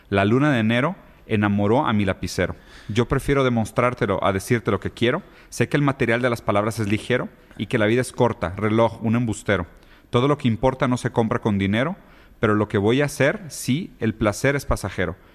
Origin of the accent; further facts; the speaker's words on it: Brazil; yo soy brasileño